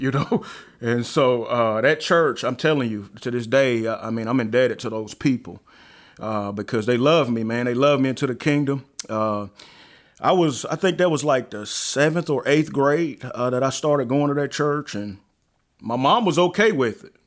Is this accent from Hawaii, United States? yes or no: no; Alabama, United States; also born or lived in Chicago, Illinois; now in North Carolina, United States; I actually was born in Chicago and, uh, raised in Alabama